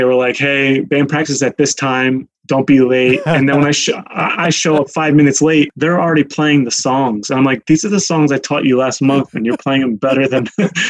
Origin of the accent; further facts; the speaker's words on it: New Jersey, United States; moved away as an adult; also born or lived in New York City / Idaho; I brought him to New Jersey to my hometown friends.